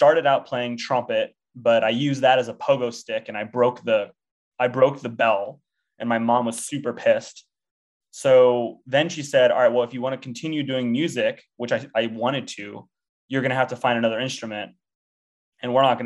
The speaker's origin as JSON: {"language": "English", "town": "Temecula", "region": "California", "country": "United States", "tie": "born or raised there", "said": "I grew up in a town called Temecula, California"}